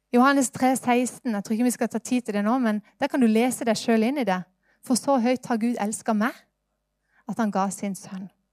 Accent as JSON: {"language": "Norwegian", "country": "Norway", "tie": "born or raised there", "said": "Jeg ble født i Norge"}